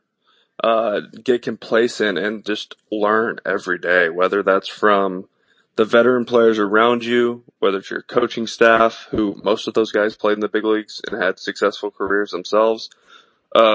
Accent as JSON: {"language": "English", "region": "East Texas", "country": "United States", "tie": "born or raised there", "said": "small town East Texas where I grew up."}